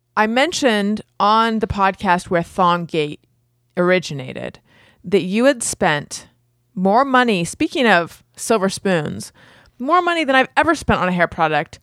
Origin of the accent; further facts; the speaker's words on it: Orange County, California, United States; I grew up in Orange County, and that is where shitheads are